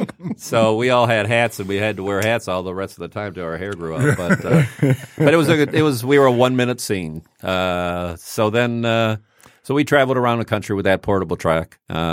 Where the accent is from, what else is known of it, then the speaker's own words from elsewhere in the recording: Rochester, Michigan, United States; also born or lived in Highland Park, Michigan; I was born in Holland Park. Mm-hmm. My parents moved out in the early 60s out to farmland out in Rochester, went to Rochester High School